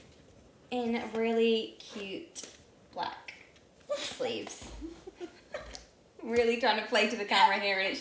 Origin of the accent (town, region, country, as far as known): United Kingdom